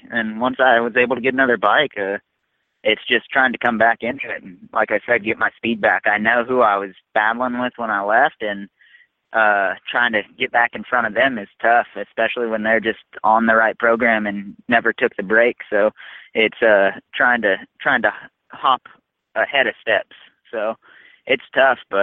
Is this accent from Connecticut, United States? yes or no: no; Southern California, United States; moved away as an adult; I'm from Southern California originally.